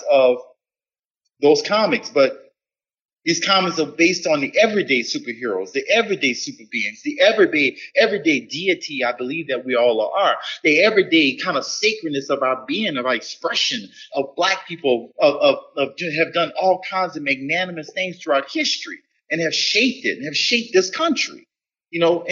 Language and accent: English; New Orleans, Louisiana, United States; my roots growing up in New Orleans